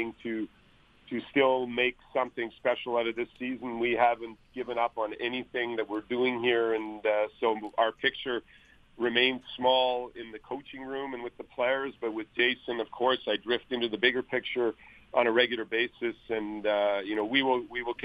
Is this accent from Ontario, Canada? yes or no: no; Winnipeg, Manitoba, Canada; moved away; Winnipeg, my hometown where I was born